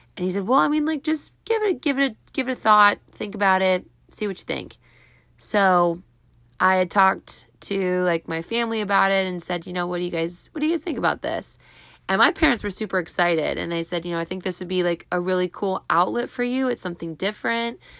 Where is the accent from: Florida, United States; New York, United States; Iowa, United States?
Florida, United States; Clearwater; now in Tampa, United States; I was actually born here. I was born in Clearwater.